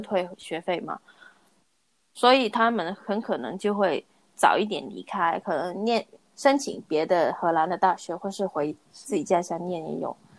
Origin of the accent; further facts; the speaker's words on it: Hong Kong; moved away; 因为我是香港人嘛